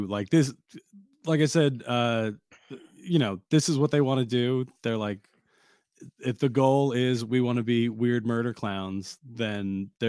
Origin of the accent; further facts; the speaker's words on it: New Jersey, United States; I'm from Jersey